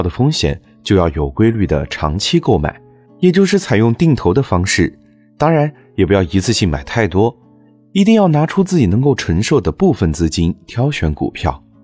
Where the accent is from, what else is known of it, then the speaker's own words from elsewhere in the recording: China; 我们中国人